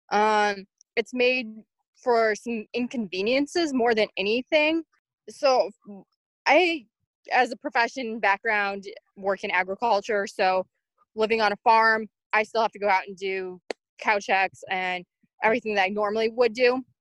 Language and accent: English; Illinois, United States; I'm from Illinois in the US. I am 27.